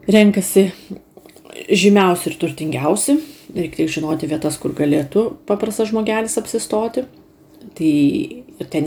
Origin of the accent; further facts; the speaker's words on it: Lithuania; moved away as an adult; Tai aš užsisakiau, kaip lietuvė, sriubos ir antrą patiekalą.